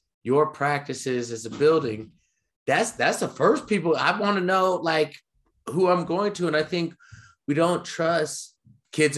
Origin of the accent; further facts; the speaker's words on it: the South, United States; I grew up in the South